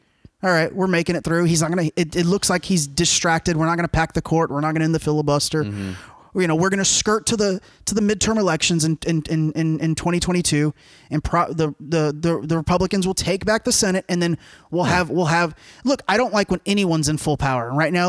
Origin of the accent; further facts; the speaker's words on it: United States; I'm American.